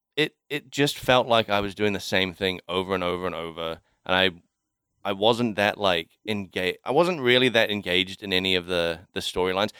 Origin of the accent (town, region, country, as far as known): Kaikohe, Northland, New Zealand; born or raised there; moved away